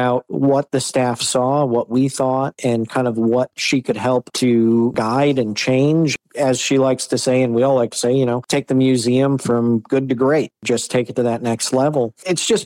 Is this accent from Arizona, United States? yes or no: no; Michigan, United States; I grew up here in Michigan, grew up on a big farm.